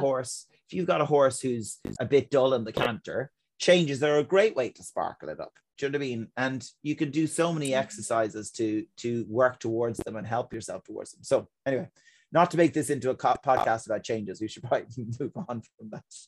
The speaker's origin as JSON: {"language": "English", "country": "Ireland", "said": "as Irish people in our culture"}